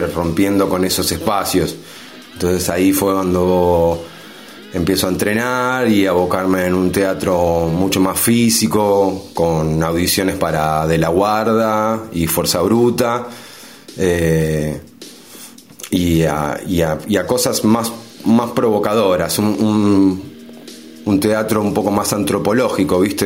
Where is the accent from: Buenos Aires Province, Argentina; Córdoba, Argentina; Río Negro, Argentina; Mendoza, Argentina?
Buenos Aires Province, Argentina; Berazategui; now in San Martín, Argentina; de muy niño, ya en la primaria, empiezo a hacer un taller de, teatro. Eh, en ese entonces yo vivía en Verazategui